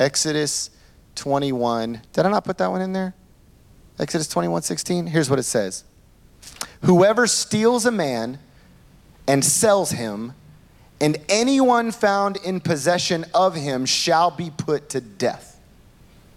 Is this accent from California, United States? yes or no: no; Oklahoma, United States; now in New York City, United States; It's country in me, all right? I'm from Oklahoma